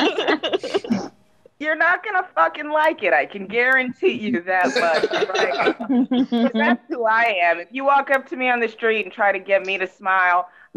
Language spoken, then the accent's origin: English; Texas, United States; I'm from Texas